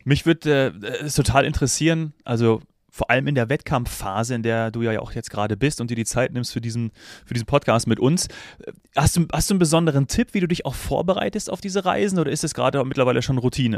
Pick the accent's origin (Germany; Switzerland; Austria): Austria; als Österreicher